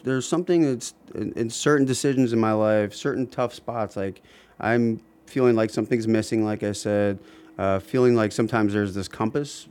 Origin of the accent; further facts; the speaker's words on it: Columbus, Ohio, United States; moved away as an adult; also born or lived in Oxford, Ohio / Chicago / Cincinnati / Akron area; now in Akron, United States; I grew up in Columbus um, and spent all of my up the high school years there